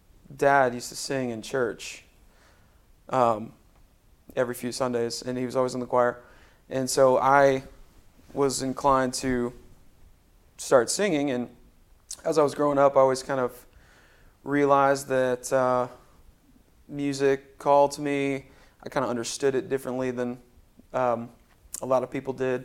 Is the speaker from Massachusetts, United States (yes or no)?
no; Spring Hill, Tennessee, United States; also born or lived in Florida / Nashville, Tennessee; my parents moved our family to Spring Hill, Tennessee, when I was 7. So I grew up in Middle Tennessee. But I'm from Florida, technically